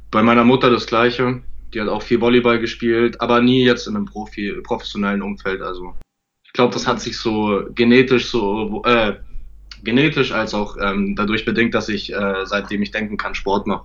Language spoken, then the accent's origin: German; Munich, Bavaria, Germany; born there; Ja, ich bin in München geboren, genau.